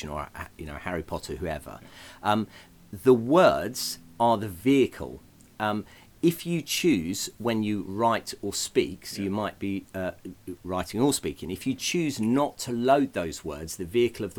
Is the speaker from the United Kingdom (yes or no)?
yes; England, United Kingdom; I come from England